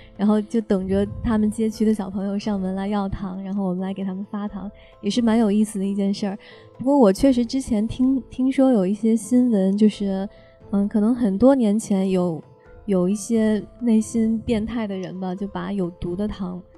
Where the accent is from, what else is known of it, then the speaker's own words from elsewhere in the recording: China; moved away as an adult; now in United States; 就好像我们中国人过年一起包饺子一样